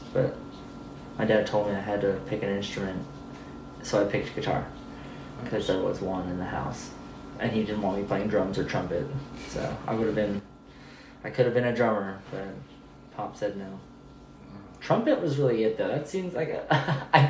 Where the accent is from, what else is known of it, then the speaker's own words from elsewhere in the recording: Oregon, United States; moved away as an adult; also born or lived in Alaska / Vancouver, Washington; now in Nashville, United States; born in Alaska, raised in Oregon, and went to high school and hung around Vancouver, Washington for a couple of years